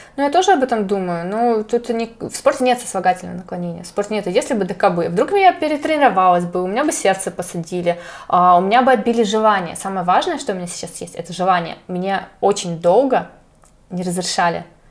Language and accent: Russian; Chelyabinsk, Chelyabinsk Oblast, Russia; я из Челябинска